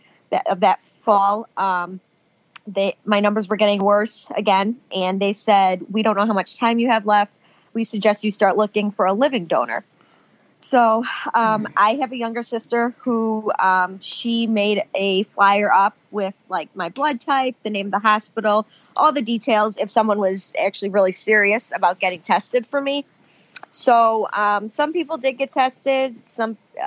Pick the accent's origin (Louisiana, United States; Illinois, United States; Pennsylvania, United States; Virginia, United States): Illinois, United States; Chicago; accent: Midwest; we're from Chicago